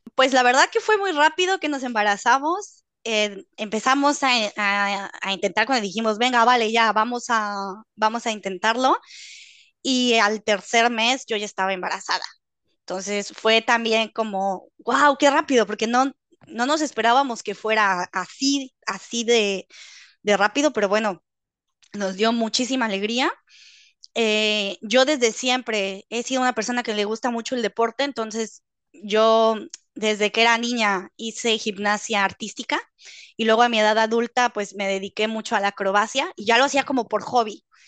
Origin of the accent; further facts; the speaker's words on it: Mexico; moved away as an adult; now in Netherlands; yo soy originaria de México, Vivo actualmente en Holanda